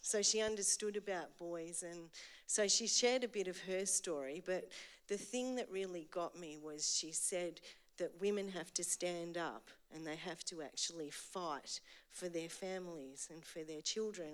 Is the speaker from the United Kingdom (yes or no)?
no; Eltham, Victoria, Australia; I grew up in Eltham, so I'm an Eltham girl.